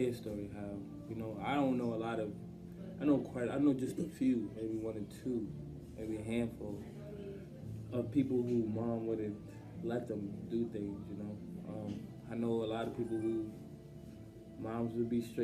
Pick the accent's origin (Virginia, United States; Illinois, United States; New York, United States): New York, United States; New York City; I grew up in Brownsville projects.